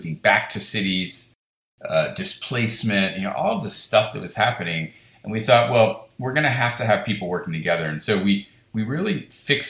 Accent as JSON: {"language": "English", "town": "Washington", "region": "District of Columbia", "country": "United States", "tie": "born or raised there", "also_born_or_lived": "Chicago", "said": "my hometown of DC"}